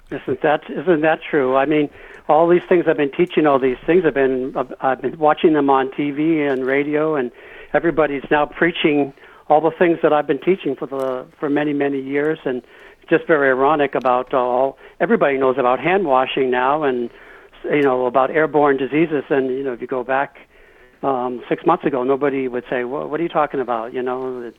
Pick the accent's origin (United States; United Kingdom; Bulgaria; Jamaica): United States; Massachusetts; also born or lived in El Paso / Maine / New Hampshire / Newfoundland; before I was 12 years old, I lived, uh, and I was born in El Paso, lived in Maine, New Hampshire, twice in Newfoundland, Canada, and then we settled in Massachusetts.